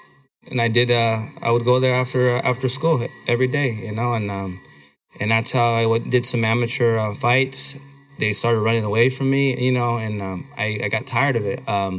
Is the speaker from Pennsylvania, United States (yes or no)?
no; Blythe, California, United States; born or raised there; moved away as an adult; also born or lived in Oxnard, California